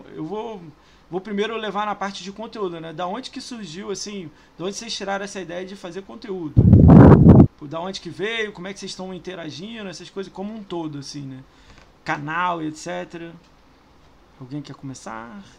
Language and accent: Portuguese; Rio de Janeiro, Brazil; also born or lived in São Paulo; now in Niterói, Brazil; Eu morei 10 anos lá, tenho vontade de voltar. Mas eu sou do Rio